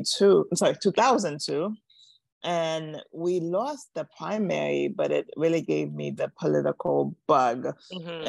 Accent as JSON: {"language": "English", "town": "New York City", "region": "New York", "country": "United States", "tie": "born or raised there", "also_born_or_lived": "Washington, District of Columbia, United States", "moved": "as an adult", "said": "I grew up in New York City, but I actually moved to Washington, DC to go to a grad school at Howard University."}